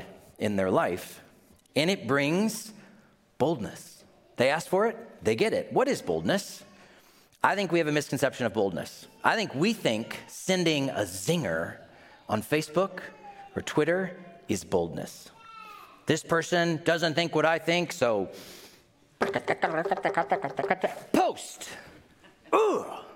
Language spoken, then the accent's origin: English; Tennessee, United States; I grew up in Tennessee